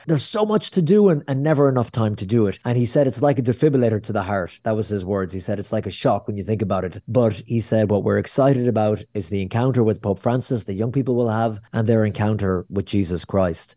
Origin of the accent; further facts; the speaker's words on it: Ireland; I'm sweaty Irish guy in the middle of Israel